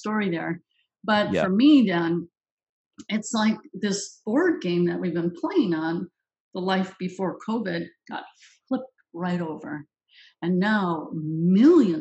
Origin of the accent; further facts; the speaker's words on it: Minneapolis, Minnesota, United States; that's my hometown. I was born in Minneapolis